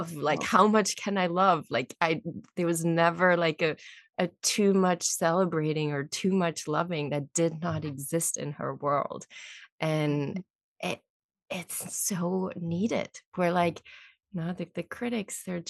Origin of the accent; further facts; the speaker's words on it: Germany; moved away; I'm German, actually. I was born in Germany.